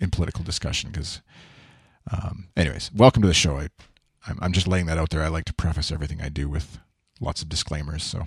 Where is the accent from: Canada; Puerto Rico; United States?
Canada; I'm, I'm Canadian. I'm not American